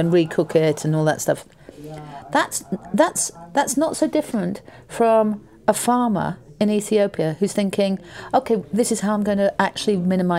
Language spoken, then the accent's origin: English; United Kingdom; I'm British.